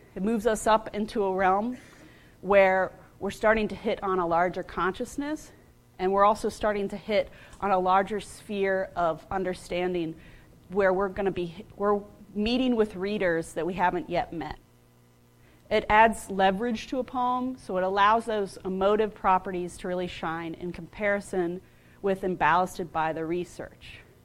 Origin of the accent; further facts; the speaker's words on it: United States; I grew up outside of Washington, D.C., and where I grew up, I was surrounded by Civil War battlefields